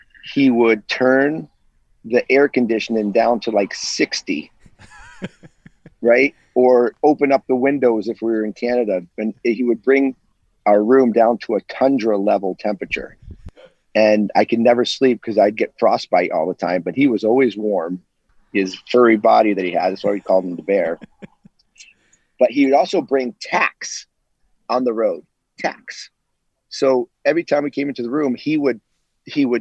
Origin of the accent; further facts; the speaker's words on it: United States; I came from America